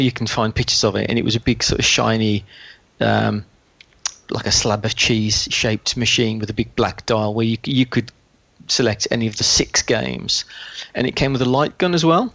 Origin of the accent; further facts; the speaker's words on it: West Midlands, United Kingdom; As you can probably tell from the accent, I'm from the West Midlands.